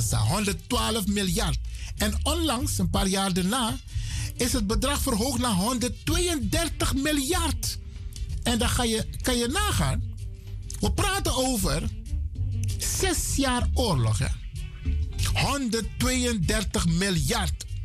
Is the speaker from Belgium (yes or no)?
no; Netherlands; Wij zijn hier in dit land, we zijn Nederlanders en we willen gelijk behandeld worden.